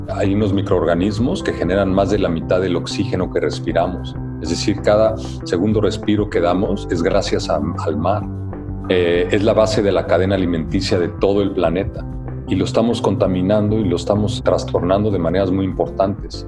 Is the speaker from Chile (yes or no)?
no; Mexico City, Mexico; aunque nací en Ciudad de México